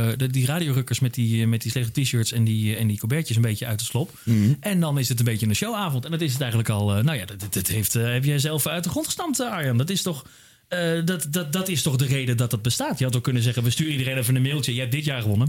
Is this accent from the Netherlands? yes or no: yes; Randstad, Netherlands; Ik kom uit, uh, weet je, ik kom uit de Randstad.